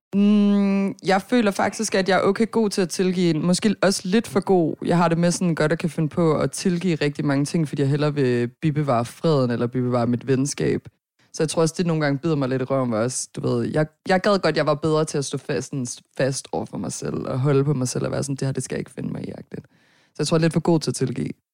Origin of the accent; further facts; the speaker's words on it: Herning, Central Denmark Region, Denmark; also born or lived in Nørrebro, Copenhagen; now in Copenhagen, Denmark; jeg er fra Herning